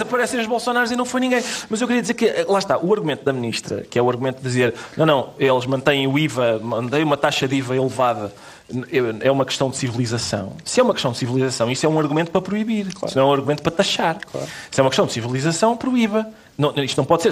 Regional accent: Minho, Portugal; o Minho muito verdinho, de onde eu sou

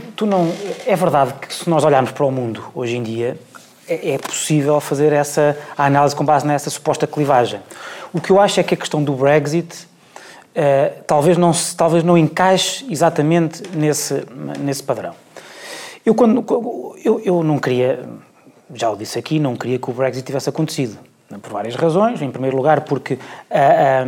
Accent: Portugal; sendo português

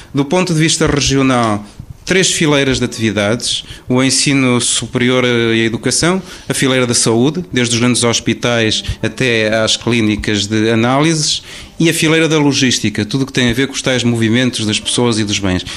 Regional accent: Minho, Portugal; eu sou minhoto, lá de cima da raia

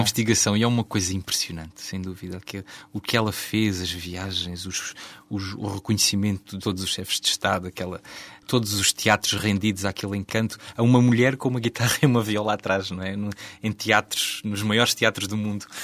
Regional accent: Beja, Alentejo, Portugal; born or raised there

